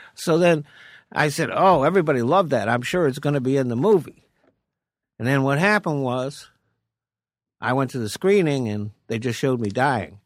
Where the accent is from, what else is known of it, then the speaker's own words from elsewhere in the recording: Rhode Island, United States; moved away as an adult; also born or lived in Maine; now in California, United States; Grew up in Rhode Island and came out to Cali in seventy-seven